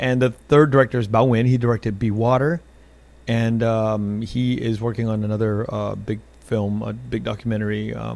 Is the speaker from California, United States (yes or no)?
yes; Los Angeles, California, United States; now in Alhambra, United States; I'm based here in L.A., I grew up in Koreatown, but I live in Alhambra now